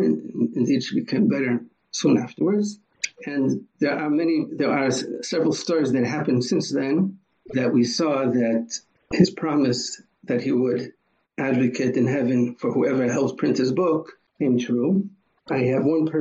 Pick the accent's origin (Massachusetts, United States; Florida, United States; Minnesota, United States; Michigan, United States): Massachusetts, United States; Boston; also born or lived in New York / São Paulo; now in Israel; I was born in Boston